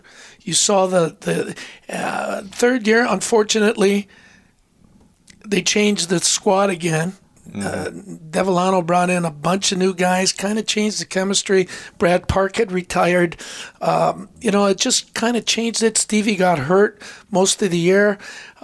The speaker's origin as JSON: {"language": "English", "town": "Windsor", "region": "Ontario", "country": "Canada", "also_born_or_lived": "Edmonton / New York", "moved": "yes", "lives_now": "Michigan, United States", "said": "originally I'm from Windsor, Ontario."}